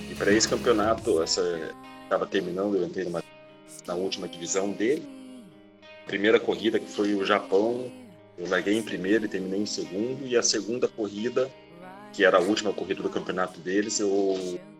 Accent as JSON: {"language": "Portuguese", "town": "Curitiba", "region": "Paraná", "country": "Brazil", "tie": "born there", "also_born_or_lived": "Macaé", "lives_now": "Rio de Janeiro, Brazil", "said": "atualmente moro no Rio de Janeiro, mas já rodei muito o Brasil aí, nasci em Curitiba, na verdade, rodei no Paraná, já morei em Macaé, no estado do Rio"}